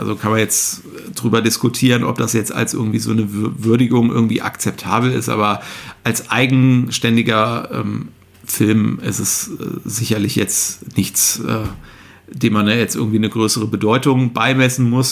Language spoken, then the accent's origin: German; Cologne, North Rhine-Westphalia, Germany; ich ja als, äh, gebürtiger Kölner